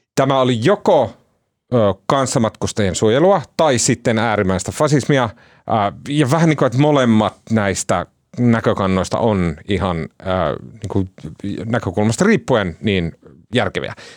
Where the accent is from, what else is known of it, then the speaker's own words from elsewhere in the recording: Oulu, North Ostrobothnia, Finland; also born or lived in Kempele; mä oon oululainen